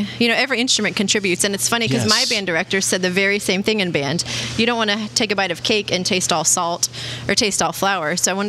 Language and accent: English; Vero Beach, Florida, United States; I was born in Vero Beach, and I live there now.